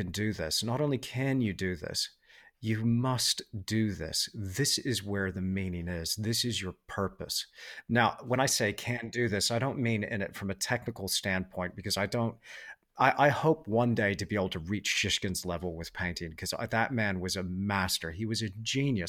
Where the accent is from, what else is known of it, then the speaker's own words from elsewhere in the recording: Perth, Western Australia, Australia; I grew up in Perth in Western Australia